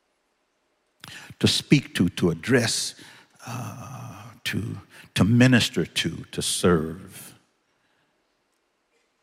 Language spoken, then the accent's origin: English; Los Angeles, California, United States; I'm from Los Angeles, California